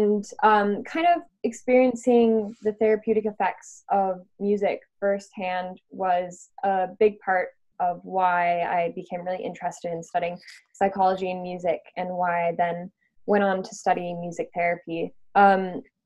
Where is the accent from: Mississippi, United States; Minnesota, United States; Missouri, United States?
Minnesota, United States; now in London, United Kingdom; I am London-based, although I'm from Minnesota originally